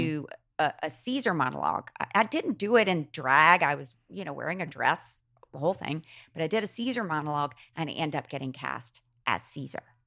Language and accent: English; Macon, Georgia, United States; I grew up in Macon